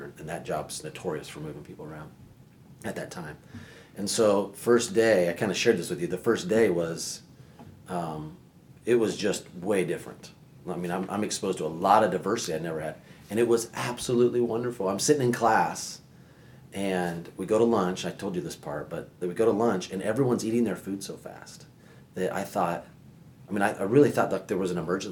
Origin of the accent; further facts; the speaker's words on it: Altoona, Iowa, United States; moved away as an adult; also born or lived in Arizona; now in Indiana, United States; I grew up in Iowa. Altoona, Iowa.